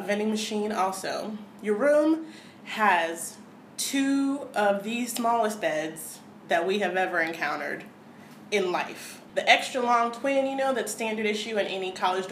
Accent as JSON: {"language": "English", "country": "United States", "said": "as an American"}